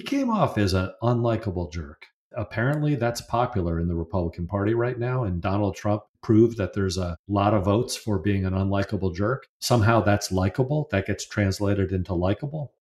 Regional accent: New York area, United States; I'm from the New York area

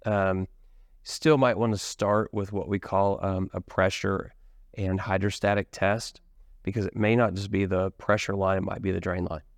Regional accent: Midwest, United States; now in Richardson, Texas, United States; I was born in the Midwest

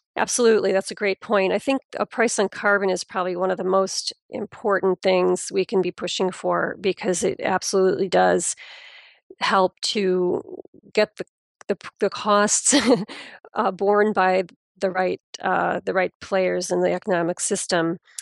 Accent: United States; being an American

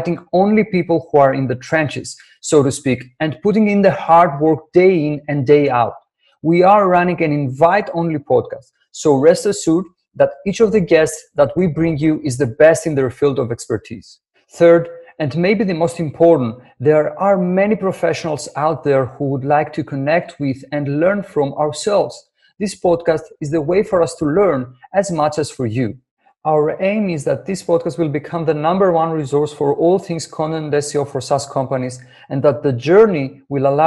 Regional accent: Greece; English is a second language; my English isn't perfect. I was born and raised in Greece

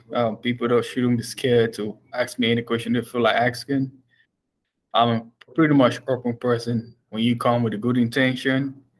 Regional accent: Cameroon; moved away; I'm from Cameroon, 16,000 miles away from home to follow up my studies.

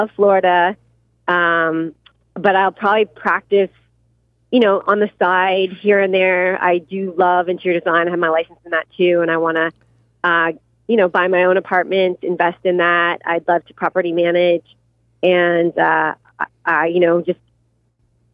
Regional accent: Canada; now in United States; I'm Canadian

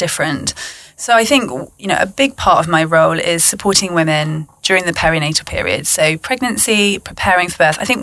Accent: London, United Kingdom; We're from London

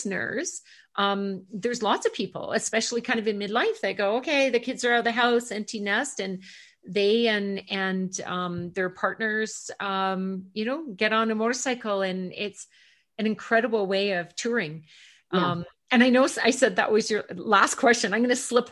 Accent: Ontario, Canada; now in Calgary, Canada; I grew up in Ontario and we spend a lot of our summers in, you know, cottage country.

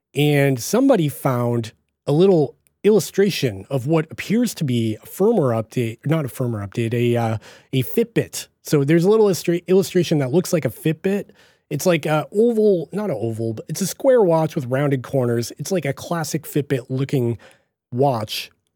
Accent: Boston, Massachusetts, United States; accent: Boston; my Boston accent

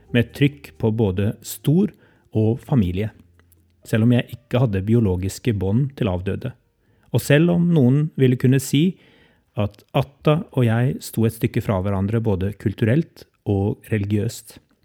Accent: Norway; som nordmenn

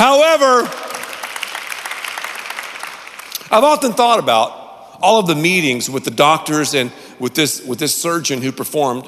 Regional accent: Canton, North Carolina, United States; I grew up in Canton, North Carolina

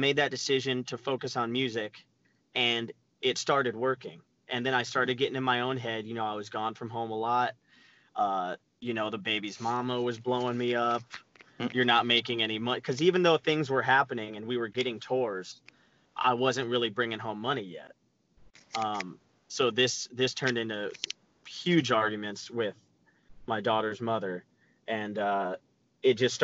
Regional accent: Arizona, United States; I'm from Arizona, and at the time we had a website called AZ Punk

